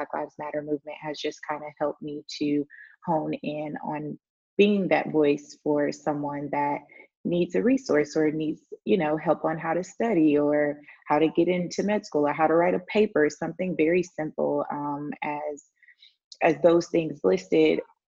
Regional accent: Houston, Texas, United States; moved away as an adult; also born or lived in Baton Rouge, Louisiana; now in Saba; I grew up in Houston.

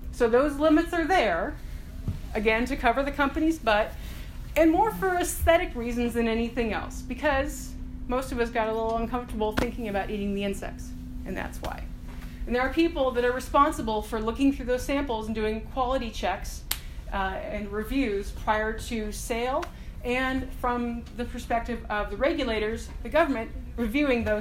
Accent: United States; I'm American

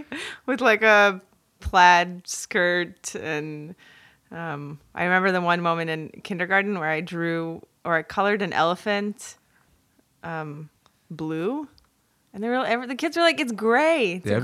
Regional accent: Belarus; now in New York, United States; It's Russian. Well, I'm from Belarus, but the last name … is Ukrainian.

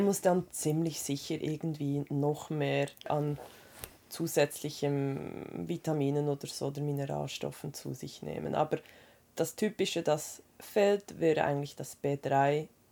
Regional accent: Switzerland; bei uns in der Schweiz

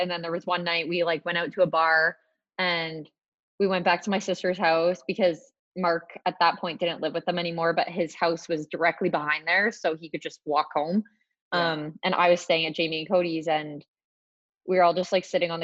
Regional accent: Brockville, Ontario, Canada; moved away; I was from Brockville. So it's like an hour drive from Ottawa

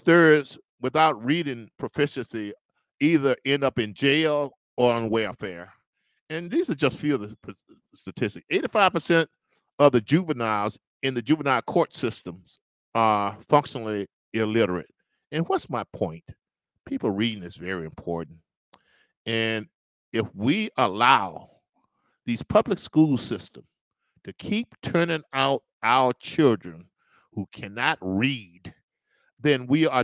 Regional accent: Natchez, Mississippi, United States; I was born and raised in Natchez, Mississippi.

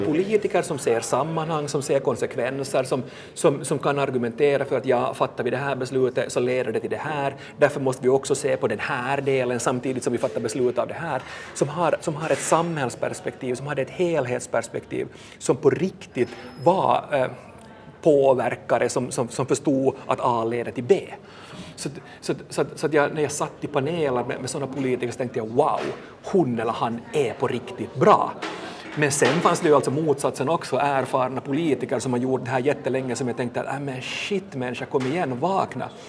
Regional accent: Vaasa, Ostrobothnia, Finland; also born or lived in Helsinki region; now in Helsinki, Finland; jag kommer själv från, från Vasa och nu, nu bor här

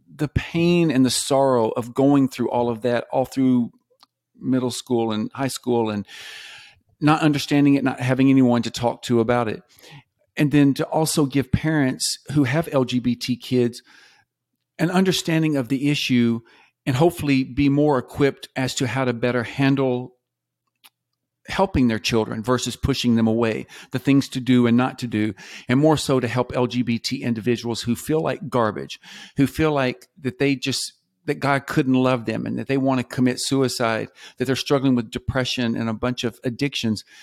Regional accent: the South, United States; I grew up mostly in the South

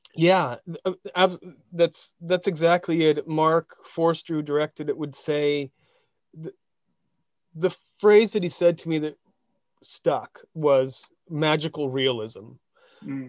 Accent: Westminster, California, United States; where I grew up in Orange County, Westminster is a city.

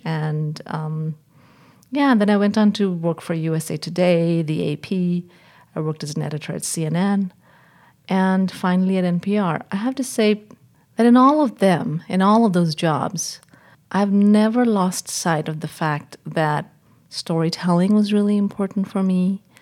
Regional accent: India; moved away as an adult; also born or lived in England / Washington; I was born and raised in India

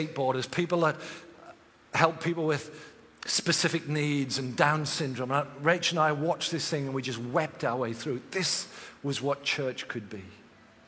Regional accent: England, United Kingdom; I'm from England

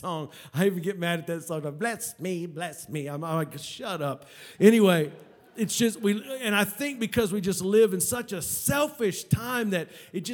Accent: Oklahoma, United States; moved away; I come from Oklahoma, the land of the trees.

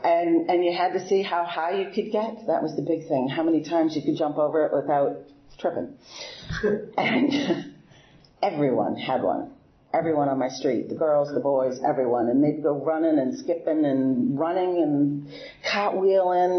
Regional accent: Boston, Massachusetts, United States; moved away as an adult; now in Bel Air, United States; I'm originally from Boston. I grew up in Boston my whole life there

